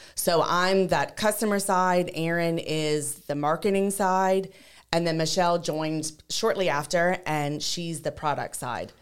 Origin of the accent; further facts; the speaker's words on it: Lafayette, Louisiana, United States; we're all three from Lafayette